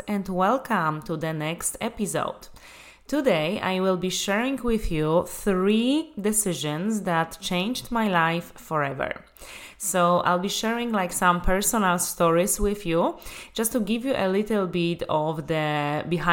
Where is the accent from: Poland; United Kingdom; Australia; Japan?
Poland; Łódź, Łódź Voivodeship; moved away as an adult; also born or lived in Dublin, Ireland; my whole life I was living in Lodz, Poland. I was born there. I was going to school there.